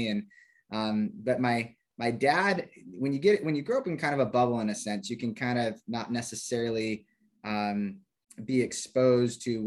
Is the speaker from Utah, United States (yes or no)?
no; Idaho Falls, Idaho, United States; moved away as an adult; I grew up in Idaho Falls, Idaho